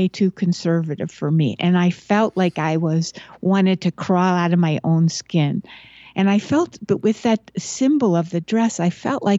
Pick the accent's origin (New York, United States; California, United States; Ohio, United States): New York, United States; Buffalo; I grew up in Buffalo, New York, where there's a lot of snow